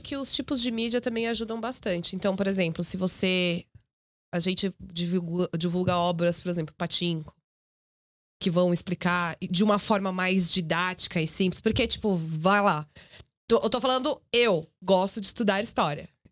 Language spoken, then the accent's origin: Portuguese; Brazil; nós que somos brasileiros